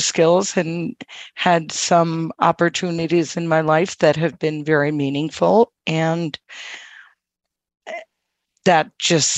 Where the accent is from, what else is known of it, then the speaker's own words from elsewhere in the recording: Quincy, Massachusetts, United States; I am from Quincy, Massachusetts